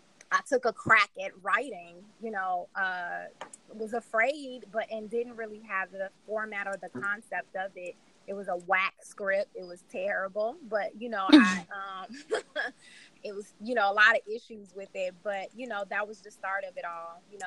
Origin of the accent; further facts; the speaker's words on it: Chicago, Illinois, United States; I am from Chicago.